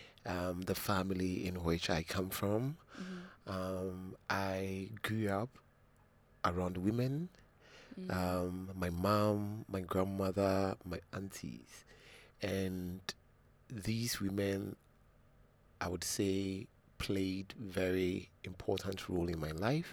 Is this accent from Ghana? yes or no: yes; Accra, Greater Accra, Ghana; I actually grew up around this area. I grew up in Medina.